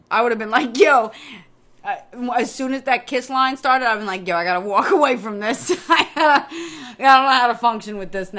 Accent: United States; as an American, because we are not Canadian

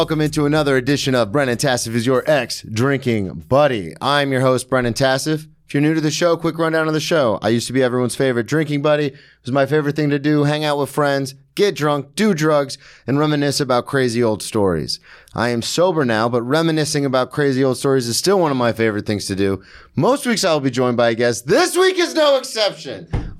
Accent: Daytona Beach, Florida, United States; now in New York, United States; I've never been to a Daytona 500, right, and I grew up in Daytona.

